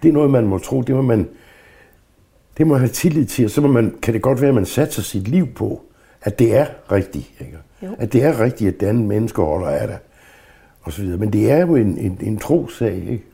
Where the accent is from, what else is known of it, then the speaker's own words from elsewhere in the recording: Southern Jutland, Southern Denmark, Denmark; moved away; jeg er vokset op i Sønderjylland med det sønderjyske